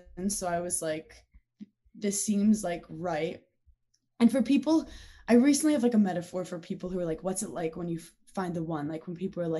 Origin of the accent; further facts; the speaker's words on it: New York City, New York, United States; I'm from Brooklyn, New York